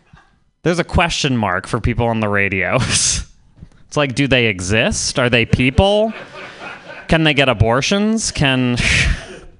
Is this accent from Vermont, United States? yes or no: yes; Vermont, United States; I'm from Vermont